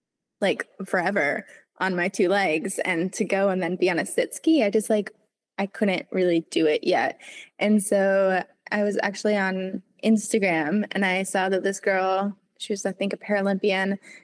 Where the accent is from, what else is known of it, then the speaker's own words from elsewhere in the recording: Vermont, United States; because I live 15 minutes from, you know, the mountain, that's where everybody goes.